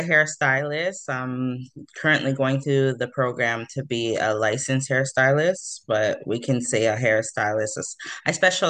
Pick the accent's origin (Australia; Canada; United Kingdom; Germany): Canada; Toronto, Ontario; moved away as an adult; also born or lived in Mississauga / Ajax; now in New Brunswick, Canada; I'm from Toronto, Ontario. So I grew up in the big city of Toronto. Really, I moved around a lot. I was born in the West End of Toronto, and then I moved to Mississauga